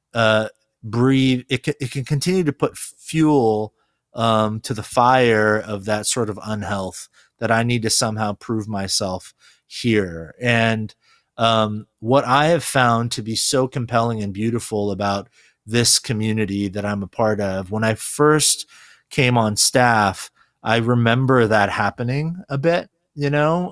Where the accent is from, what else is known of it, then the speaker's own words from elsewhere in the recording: California, United States; first language Korean; English is a second language; also born or lived in Korea; I actually was born in Korea, uh, and moved here to, um, California when I was four.